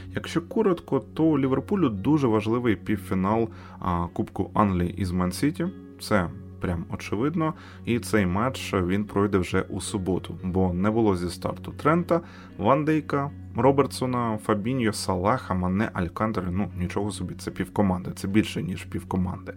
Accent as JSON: {"language": "Ukrainian", "country": "Ukraine", "said": "ми з України."}